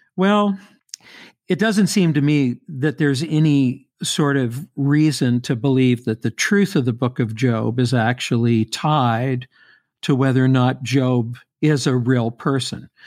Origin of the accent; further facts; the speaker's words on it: Louisville, Kentucky, United States; I grew up in Louisville.